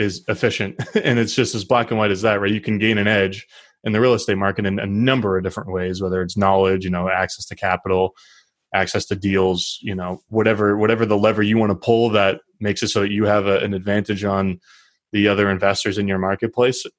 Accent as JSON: {"language": "English", "region": "Northeast", "country": "United States", "said": "I'm from the Northeast."}